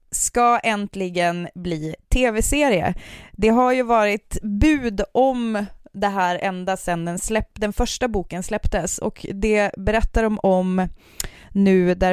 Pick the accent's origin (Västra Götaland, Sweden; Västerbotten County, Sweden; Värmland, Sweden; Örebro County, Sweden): Västerbotten County, Sweden; seventy km south of Hertsånger; men det är där jag är född och ah, uppvuxen.